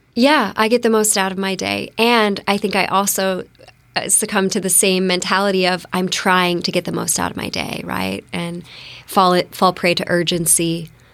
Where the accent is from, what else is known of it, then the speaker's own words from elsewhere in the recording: Bellevue, Washington, United States; moved away as an adult; also born or lived in Phoenix, Arizona / East Maui, Hawaii / Peru; now in Bainbridge Island, United States; I grew up in Bellevue, um, Bellevue Redmond border when it was, like, a lot of horse ranches